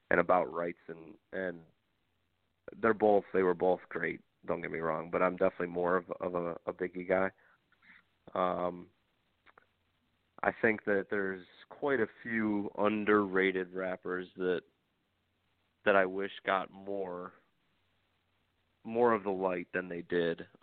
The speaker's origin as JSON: {"language": "English", "region": "New York", "country": "United States", "said": "I don't know if it's because I'm from New York or what"}